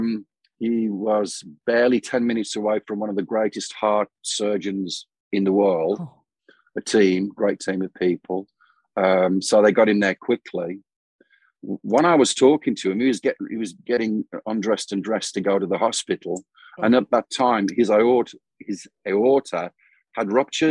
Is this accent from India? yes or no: no; United Kingdom; moved away as an adult; now in Phoenix, United States; My birthplace is the UK, so that will always be home.